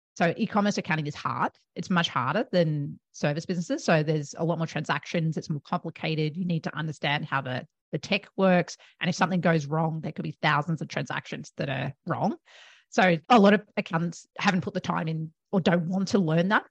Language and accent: English; Melbourne, Victoria, Australia; moved away as an adult; now in Gold Coast, Australia; I am originally from Melbourne